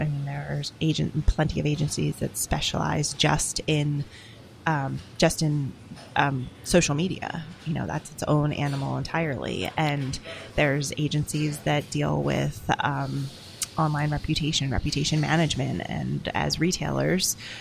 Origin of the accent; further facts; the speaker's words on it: Philadelphia, Pennsylvania, United States; I'm from Philadelphia